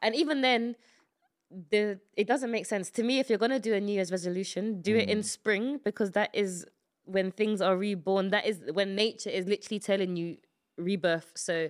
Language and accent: English; United Kingdom; born there; I'm very British. Well, I was born here.